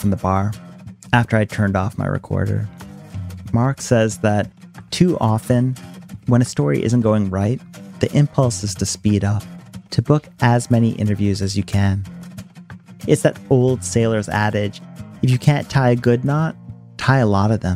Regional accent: India; moved away; also born or lived in United States; I grew up using in India

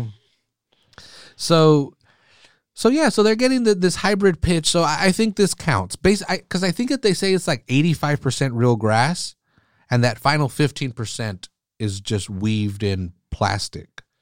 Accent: Salinas, California, United States; growing up pretty poor here in Salinas

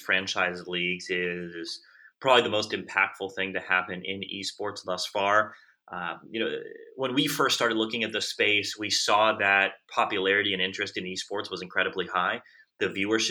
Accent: South Florida, United States; I grew up in South Florida

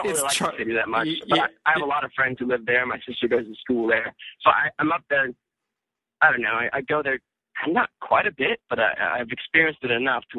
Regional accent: Reno, Nevada, United States; I can always tell when I meet someone from Reno. It's like, oh, like when you say where you're from, I'm from Reno.

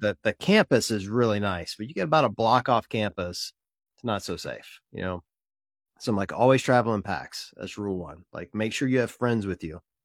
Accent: Mississippi, United States; I grew up in Mississippi, so Ole Miss is my team

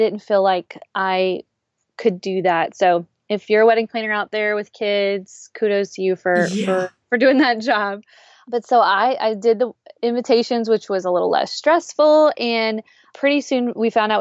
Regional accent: South Louisiana, United States; I am born and raised in South Louisiana

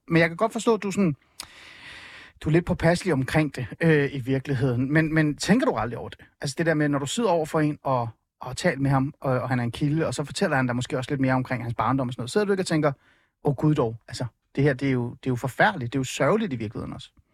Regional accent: Hornbæk, Capital Region of Denmark, Denmark; also born or lived in Iran; Jeg er vokset op i Nordsjælland, øh, øh, et sted, der hedder hornbæk olskov området primært Olskov

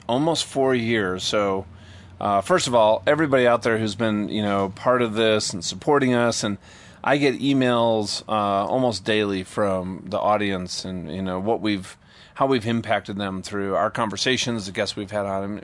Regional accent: Minnesota, United States; I've always you know ridden you know trail rides growing up in Minnesota.

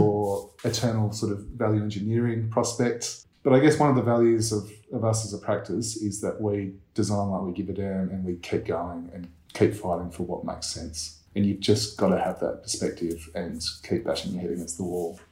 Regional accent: Perth, Western Australia, Australia; I was born in Perth.

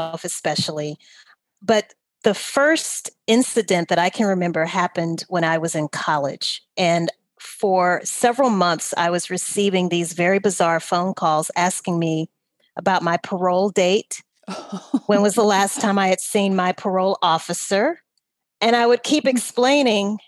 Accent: Louisiana, United States; I'm from Louisiana.

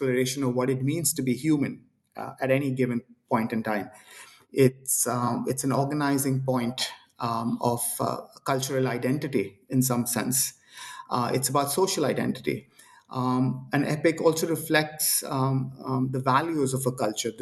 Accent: India; I am Indian

